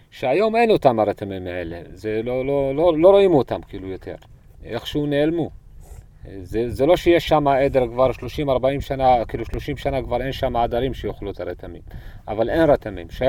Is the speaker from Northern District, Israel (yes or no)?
no; Southern District, Israel; ונולדתי בנחל חווה פה באזור, וגדלתי במכתש, בנחל פארן, בבירות עודד, סבא שלי קבור בבירות עודד